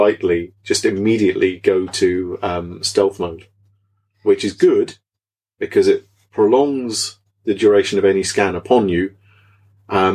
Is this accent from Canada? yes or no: no; Norfolk, East of England, United Kingdom; I'm from Norfolk